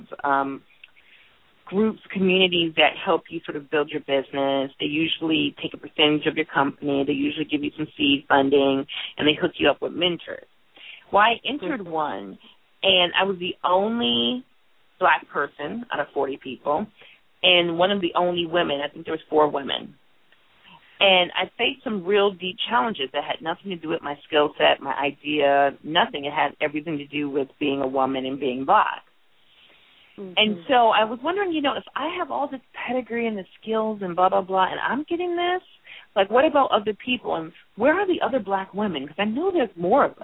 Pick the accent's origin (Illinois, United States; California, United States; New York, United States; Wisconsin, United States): Wisconsin, United States; Milwaukee; accent: Midwestern; moved away; also born or lived in Minneapolis, Minnesota / New Jersey; I grew up in Milwaukee, was raised in Minneapolis